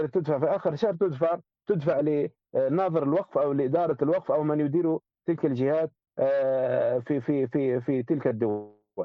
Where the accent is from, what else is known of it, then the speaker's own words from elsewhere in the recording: Libya; نحن عندنا في ليبيا